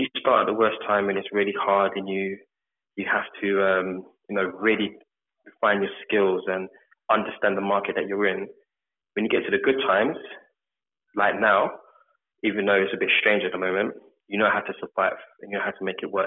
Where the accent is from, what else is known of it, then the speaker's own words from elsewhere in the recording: London, United Kingdom; also born or lived in Birmingham; I grew up in North London, Edmonton.